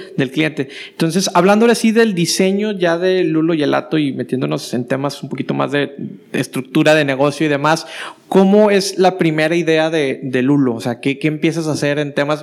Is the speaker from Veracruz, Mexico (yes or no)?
no; Matamoros, Tamaulipas, Mexico; moved away as an adult; now in Monterrey, Mexico; De Matamoros